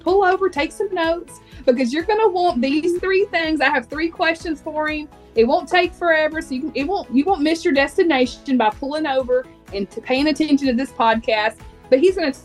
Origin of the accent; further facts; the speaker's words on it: Texas, United States; we're Texas natives